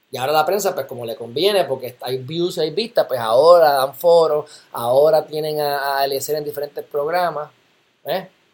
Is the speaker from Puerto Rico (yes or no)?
yes; Loíza, Puerto Rico; Yo viví en Loiza. Me crié en Loiza, como quien dice